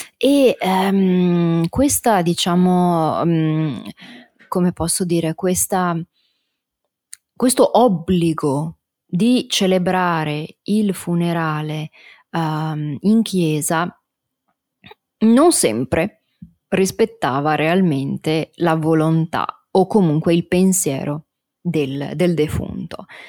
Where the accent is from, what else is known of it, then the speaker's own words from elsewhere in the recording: Italy; la cultura del mio paese è anche questa, quindi una cultura, eh, fortemente religiosa